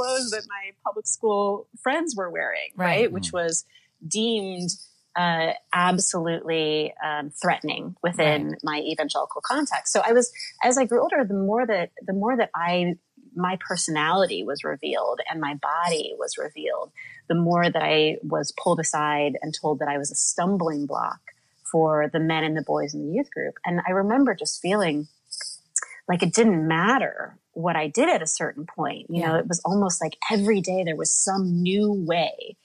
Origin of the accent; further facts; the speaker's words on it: Midwest, United States; now in New York City, United States; I live in New York City now, but I grew up in the Midwest